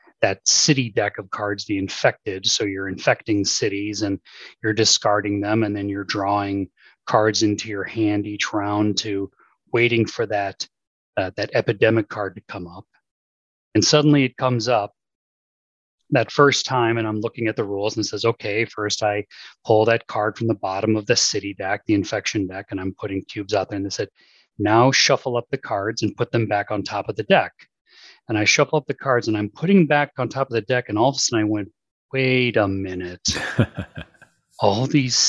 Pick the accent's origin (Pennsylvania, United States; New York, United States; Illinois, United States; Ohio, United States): Illinois, United States; Hinsdale; moved away; I grew up in the western suburbs in Hinsdale, is where I spent a vast majority of my youth